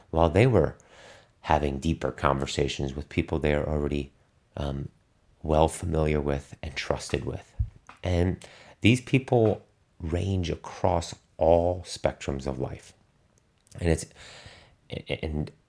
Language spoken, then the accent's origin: English; Germany; English is a second language; athletes that I knew when I was growing up in Germany that be, went on to become elite performers now